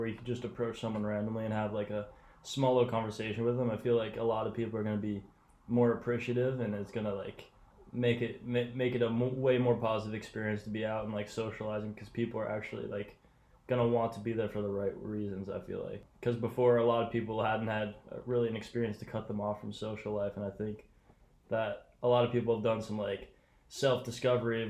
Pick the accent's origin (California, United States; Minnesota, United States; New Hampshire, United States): New Hampshire, United States; moved away as an adult; also born or lived in Philadelphia, Pennsylvania; now in Los Angeles, United States; I was born in Philadelphia, but then moved to New Hampshire when I was about 3. So basically all I can remember is living in New Hampshire